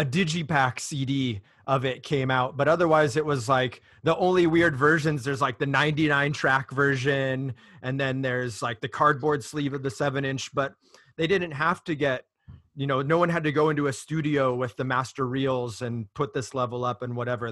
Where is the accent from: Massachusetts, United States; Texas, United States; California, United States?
California, United States; Orange County; I grew up in Orange County, California, you know, early 90s